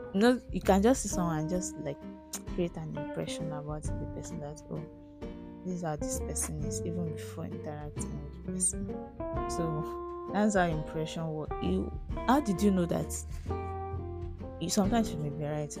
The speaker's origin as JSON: {"language": "English", "country": "Nigeria", "said": "as a Nigerian adult"}